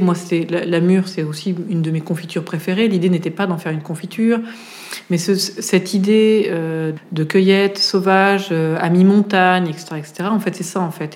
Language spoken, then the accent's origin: French; Auvergne-Rhône-Alpes, France; now in Paris, France; j'ai commencé par la cuisine en, Auvergne, puisque je suis auvergnate